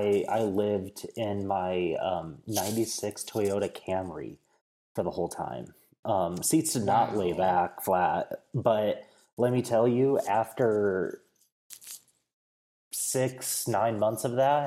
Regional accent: Midwest, United States; But growing up in the Midwest, I had access to the outdoors, but it was a very different type of outdoors experience than what I have now.

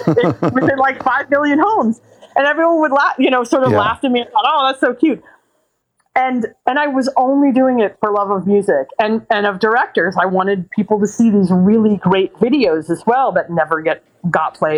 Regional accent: New York, United States; moved away as an adult; now in Los Angeles, United States; I was from New York.

